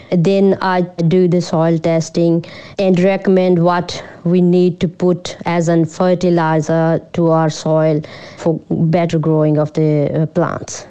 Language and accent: English; Punjab, India; moved away as an adult; also born or lived in Amritsar / Melbourne; now in Shepparton, Australia; I grew up in um, India, northern part of India, Punjab. It's a rural place, yeah, in Punjab. So I grew up in, in the farm.